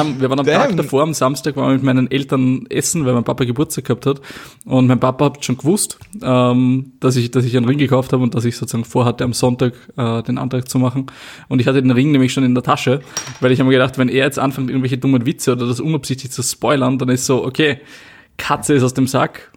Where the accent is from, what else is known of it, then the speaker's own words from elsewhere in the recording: Austria; den Ort sieht, wo ich aufgewachsen bin